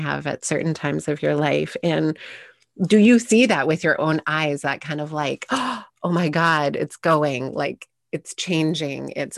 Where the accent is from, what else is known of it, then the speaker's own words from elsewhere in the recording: Sherwood Park, Alberta, Canada; now in Vancouver Island, Canada; I grew up in Sherwood Park outside of Edmonton.